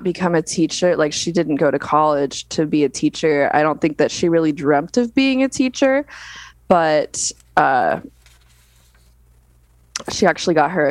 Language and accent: English; Las Vegas, Nevada, United States; I was born and raised in Las Vegas